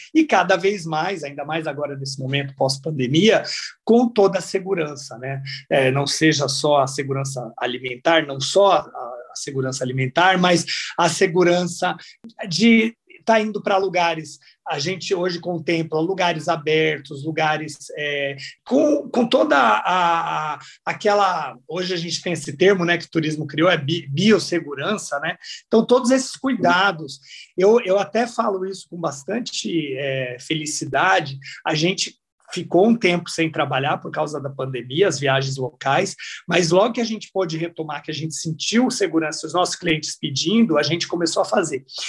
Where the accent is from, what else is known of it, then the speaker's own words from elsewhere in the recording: Brazil; moved away as an adult; now in Spain; A gente é brasileiro, a gente fala, eles falam que a gente fala cantado